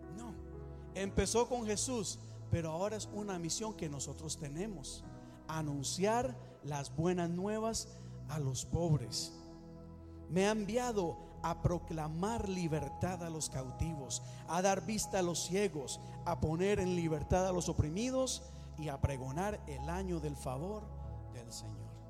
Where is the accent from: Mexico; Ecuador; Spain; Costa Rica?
Costa Rica; Yo soy de Costa Rica